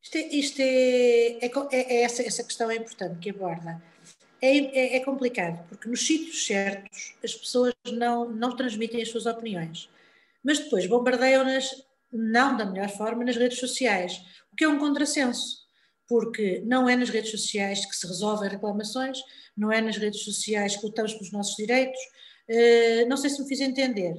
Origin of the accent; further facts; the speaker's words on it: Lisbon, Portugal; now in Ponte de Lima, Portugal; Nasci em Lisboa, por um acaso, porque os meus pais